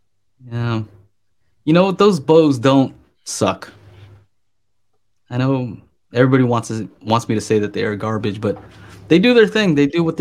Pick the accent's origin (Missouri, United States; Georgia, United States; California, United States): California, United States; Burbank; I grew up kind of in the Burbank area, right? Where you see like movie stars here and there.